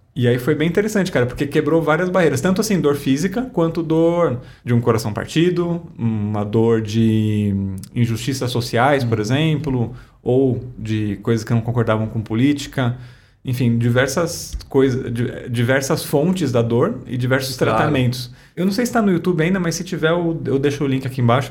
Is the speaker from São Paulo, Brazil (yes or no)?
yes; Guarulhos, São Paulo, Brazil; Eu nasci em Guarulhos